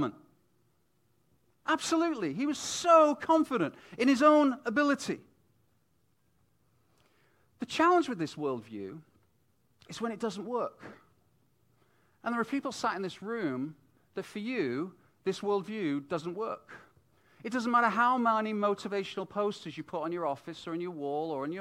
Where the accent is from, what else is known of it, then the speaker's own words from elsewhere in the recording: United Kingdom; moved away as an adult; also born or lived in Vancouver, Canada; as a British family coming into Canada